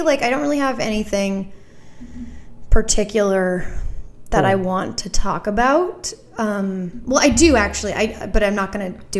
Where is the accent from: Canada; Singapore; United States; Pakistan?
Canada; Gander, Newfoundland and Labrador; moved away; I came from Gander, who is well known from the Come From Away stuff.